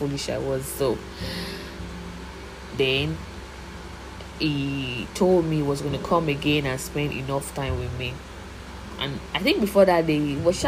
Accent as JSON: {"language": "English", "region": "Oyo", "country": "Nigeria", "said": "I'm from Oyo State"}